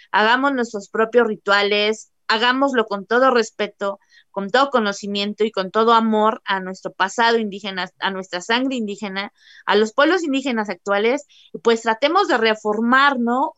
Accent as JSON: {"language": "Spanish", "country": "Mexico"}